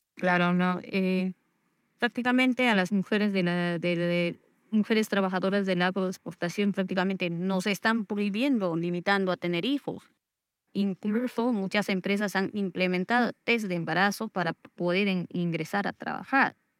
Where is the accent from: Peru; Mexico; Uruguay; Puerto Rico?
Peru; Ayacucho; moved away as an adult; now in Ica, Peru; soy natural de Ayacucho